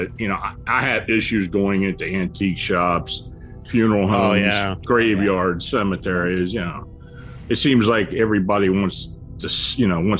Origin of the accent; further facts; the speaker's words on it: near Gettysburg, Pennsylvania, United States; moved away as an adult; also born or lived in Maryland; I was raised near Gettysburg, and I'm living back where I got raised, and lived down in Maryland for about 40 years